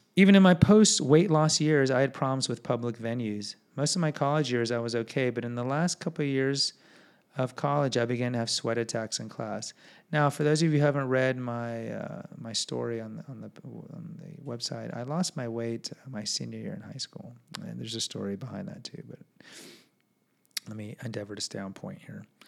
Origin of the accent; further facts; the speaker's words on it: Houston, Texas, United States; I'm from Houston